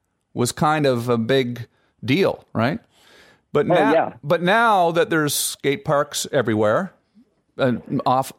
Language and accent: English; Canada; as a kid growing up in Canada